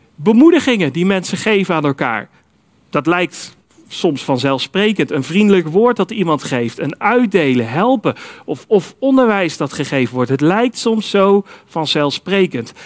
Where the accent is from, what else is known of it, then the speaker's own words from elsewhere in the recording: Netherlands; Wij zijn als Nederlanders nog wel eens geneigd om te zeggen